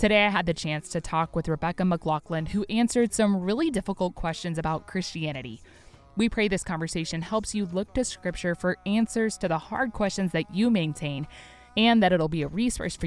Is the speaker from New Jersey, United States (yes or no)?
no; Oklahoma, United States; moved away; I'm from Oklahoma originally